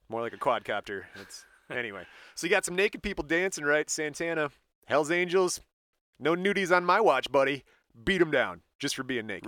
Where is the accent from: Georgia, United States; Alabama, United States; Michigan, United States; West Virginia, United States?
Michigan, United States; we're from Michigan